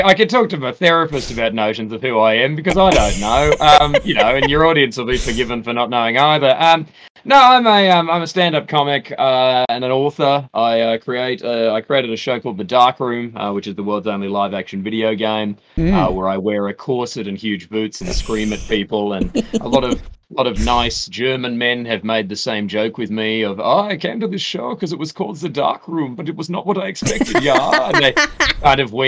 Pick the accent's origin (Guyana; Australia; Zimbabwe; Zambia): Australia; moved away as an adult; now in United Kingdom; I'm a half bright hick who came in from the Australian suburbs, and you know, one of those middle class hicks. There we go. And moved over here to the UK, where my accent